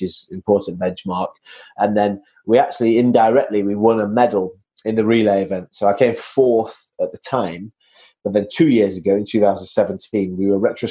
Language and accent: English; Manchester, North West England, United Kingdom; So I'm from Manchester, as your listeners can hear from my accent